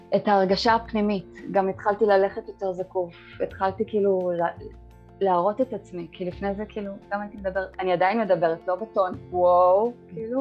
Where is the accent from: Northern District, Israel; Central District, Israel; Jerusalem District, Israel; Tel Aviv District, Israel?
Tel Aviv District, Israel; Bat Yam; אני מבת ים